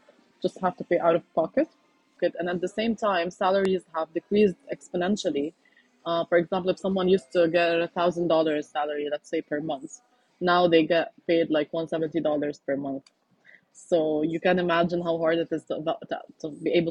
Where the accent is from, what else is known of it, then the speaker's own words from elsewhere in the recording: Lebanon; I'm from Lebanon